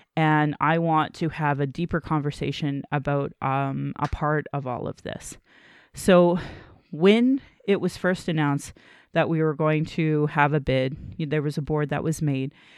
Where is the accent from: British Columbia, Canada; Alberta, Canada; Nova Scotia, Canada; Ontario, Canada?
Alberta, Canada; Calgary; I was born in Calgary